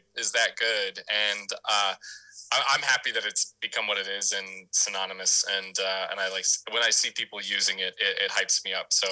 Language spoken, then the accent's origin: English; Dallas, Texas, United States; moved away; also born or lived in St. Louis, Missouri / Salt Lake City, Utah; I spent actually most of my life in Dallas, Fort Worth, Texas